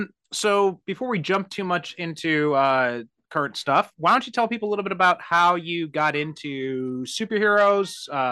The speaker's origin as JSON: {"language": "English", "area": "Chicago northwest suburbs", "region": "Illinois", "country": "United States", "tie": "born or raised there", "said": "I grew up in the Northwest suburbs"}